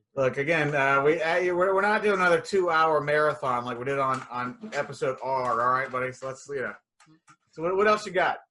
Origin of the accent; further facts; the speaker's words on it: hometown where Poison originated, Pennsylvania, United States; Poison was a band that originated in my hometown